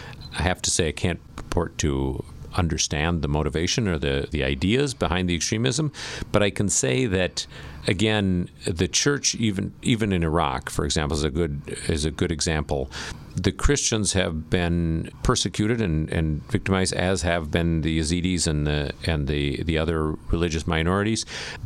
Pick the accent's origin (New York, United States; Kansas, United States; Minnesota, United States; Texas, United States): Minnesota, United States; I come from Minnesota, and people do this during blizzards.